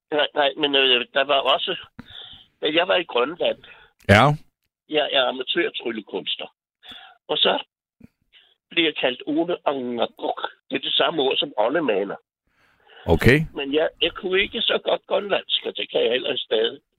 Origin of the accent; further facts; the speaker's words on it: Helsingør, Capital Region of Denmark, Denmark; Jeg er fra Helsingør.